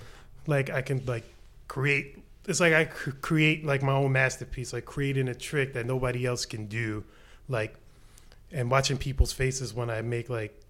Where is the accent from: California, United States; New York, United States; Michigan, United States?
New York, United States; New York City; I'm from the Bronx, born and raised